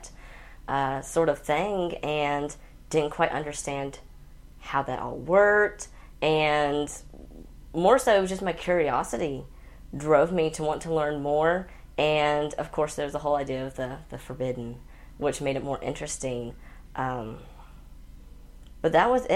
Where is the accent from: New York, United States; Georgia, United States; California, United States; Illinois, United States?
Georgia, United States; Central; I grew up in Central Georgia